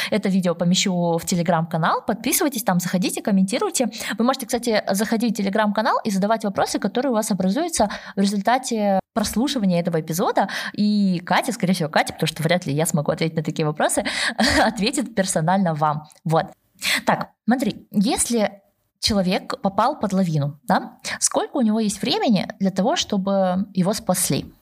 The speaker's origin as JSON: {"language": "Russian", "region": "Almaty", "country": "Kazakhstan", "tie": "born or raised there", "also_born_or_lived": "Stockholm, Sweden", "moved": "yes", "lives_now": "Stuttgart, Germany", "said": "я сама родом из Алматы"}